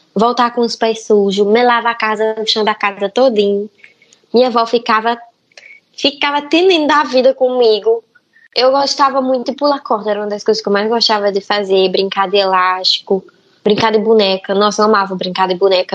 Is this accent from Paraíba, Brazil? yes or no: yes; Paraíba, Brazil; also born or lived in Feira de Santana, Bahia; Mas eu fui criada na Paraíba, eu nasci em Feira de Santana. Só que quando eu tinha nove meses, aí eu fui pra Paraíba, pro sertão